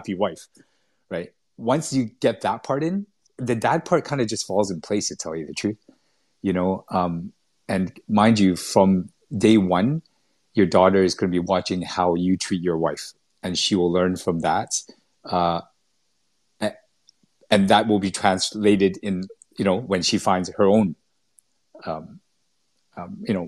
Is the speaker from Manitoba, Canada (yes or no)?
no; Vancouver, British Columbia, Canada; moved away as an adult; also born or lived in Singapore / Malaysia; I was brought up in Vancouver in Canada